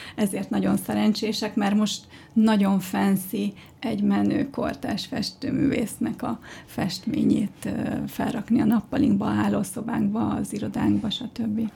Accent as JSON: {"language": "Hungarian", "region": "Budapest", "country": "Hungary", "tie": "born or raised there", "said": "Budán nőttem fel."}